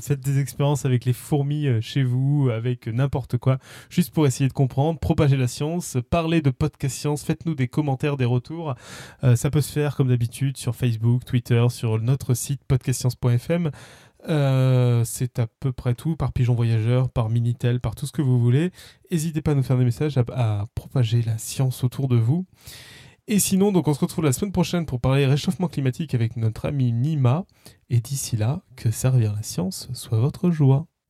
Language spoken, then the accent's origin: French; Toulouse, Occitania, France; moved away; Je viens de Toulouse à la base